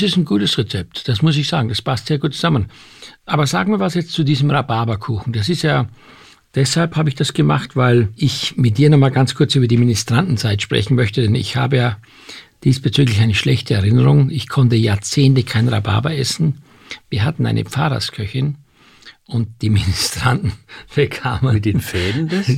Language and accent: German; Austria; Ich bin Österreicher